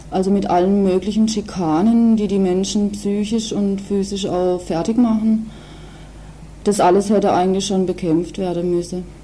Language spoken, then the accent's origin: German; West Germany, Germany; hier als ähm, Westdeutsche oder Westdeutscher, welche Rolle wir hier auch spielen in diesem Spiel